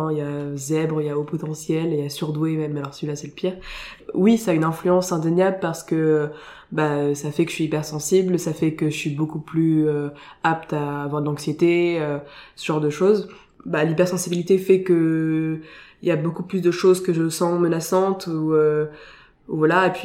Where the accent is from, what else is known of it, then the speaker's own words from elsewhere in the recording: Saint-Maur-des-Fossés, Île-de-France, France; also born or lived in Paris / Villecresnes; je suis née à Paris, j'ai grandi à Villecrène, une espèce de, de, banlieue très très lointaine et un peu campagne. Et puis après j'ai passé toute mon enfance à Saint-Maur-des-Fossés, en 94.